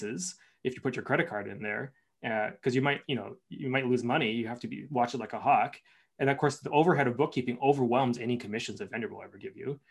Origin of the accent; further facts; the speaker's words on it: Canada; I'm Canadian